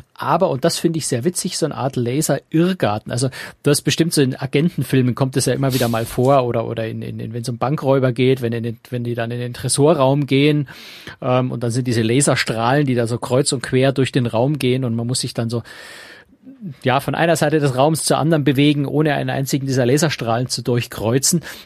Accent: Bavaria, Germany; als Bayer

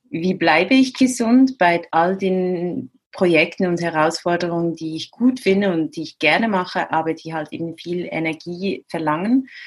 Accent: Central Switzerland, Switzerland; Also ich habe ich bin in der Innenschweiz aufgewachsen, habe Freunde ein bisschen überall in der Schweiz, ein bisschen in Frankreich

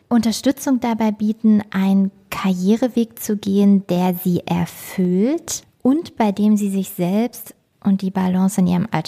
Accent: Harz, Germany; raised im schönen Lager, dem Herz im Harz.

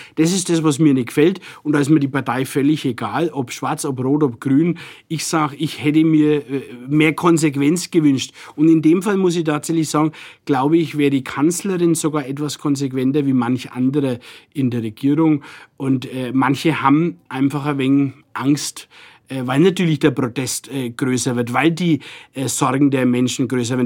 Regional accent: Nuremberg, Bavaria, Germany; accent: Franconian; ich bin hier geboren und bin gern hier und rede auch so, wie ich es gelernt habe.

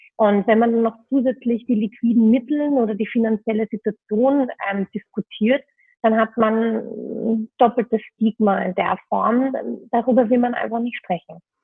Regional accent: Vienna, Austria; moved away as an adult; now in Berlin, Germany; ich bin ursprünglich Wienerin, hoffentlich hört man es noch ein bisschen

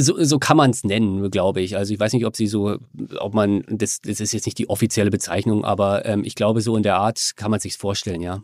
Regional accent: Germany; also born or lived in Australia; Ich bin halt Deutscher, ich will wieder zurück nach Deutschland irgendwann

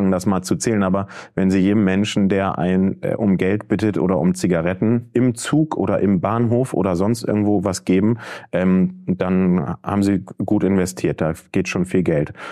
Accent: Bremen, Germany; Das heißt, ich habe äh, neben meiner Heimat Bremen drei Orte, an denen ich arbeite.

